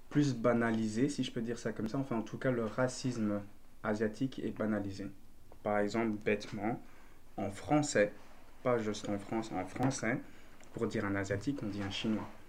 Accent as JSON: {"language": "French", "country": "Belgium", "tie": "born or raised there", "first_language": "French", "said": "je suis belge avec des origines vietnamiennes"}